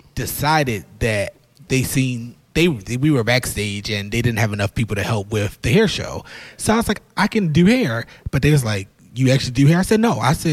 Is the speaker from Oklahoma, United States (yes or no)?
no; Baltimore, Maryland, United States; Yes, I'm from Baltimore.